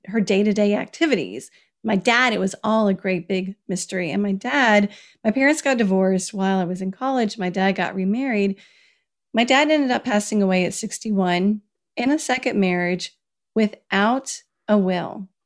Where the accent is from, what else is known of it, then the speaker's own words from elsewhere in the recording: Kentucky, United States; moved away as an adult; also born or lived in Washington, D.C.; when I moved from Washington, D C, back to my home state of Kentucky